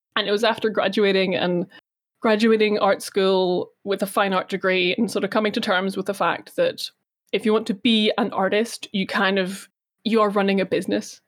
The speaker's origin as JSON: {"language": "English", "town": "Belfast", "region": "Northern Ireland", "country": "United Kingdom", "tie": "born or raised there", "said": "I was born here. Uh, I was born here, grew up here"}